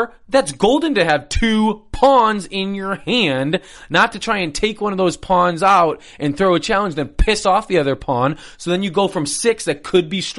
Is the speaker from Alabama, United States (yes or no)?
no; Chicago, Illinois, United States; I grew up in Chicago